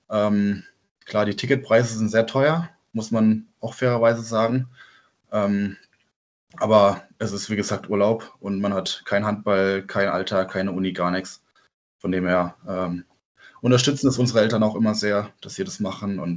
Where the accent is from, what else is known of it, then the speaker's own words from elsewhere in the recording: Offenburg, Baden-Württemberg, Germany; accent: Badisch; ja, also wir, wir kommen aus Offenburg, das sage ich, äh, also klar Südbaden und wir reden dort auch Badisch.